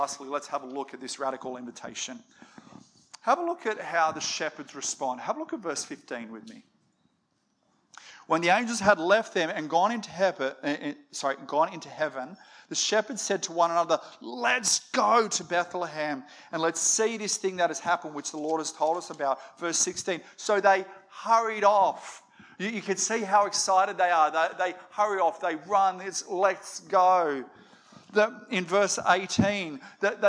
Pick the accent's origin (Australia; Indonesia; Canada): Australia; we're an Aussie family